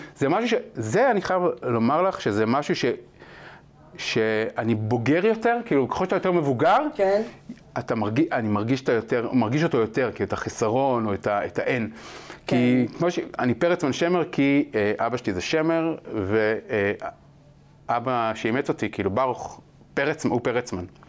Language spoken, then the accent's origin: Hebrew; Ramat Efal, Tel Aviv District, Israel; גדלתי ברמת אפעל